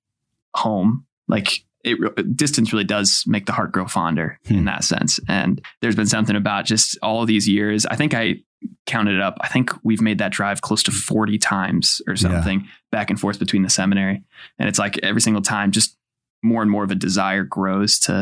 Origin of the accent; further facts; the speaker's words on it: South Bend, Indiana, United States; growing up on South Bend side of things